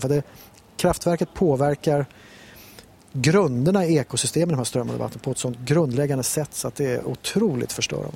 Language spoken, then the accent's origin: Swedish; Stockholm, Stockholm County, Sweden; moved away as an adult; now in Näsåker, Sweden; jag är själv stockholmare